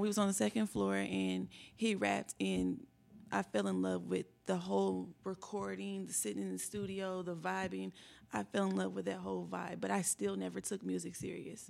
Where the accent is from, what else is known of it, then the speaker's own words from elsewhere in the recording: Indianapolis, Indiana, United States; also born or lived in Lawrence, Indiana; I am from Indianapolis, Indiana, born and raised